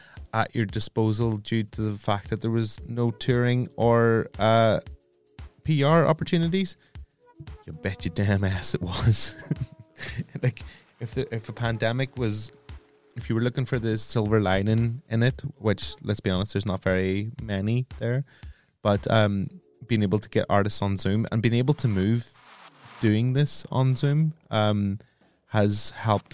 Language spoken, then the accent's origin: English; Northern Ireland, United Kingdom; me being Northern Irish